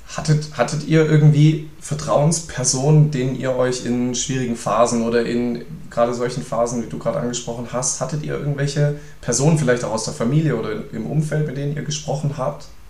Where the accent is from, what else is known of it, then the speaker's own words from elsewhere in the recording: Reutlingen, Baden-Württemberg, Germany; meine Heimat hier